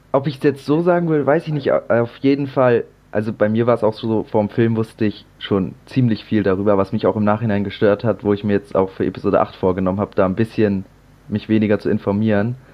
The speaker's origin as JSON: {"language": "German", "region": "Hamburg area", "country": "Germany", "said": "komme wie Tim auch aus dem Raum Hamburg"}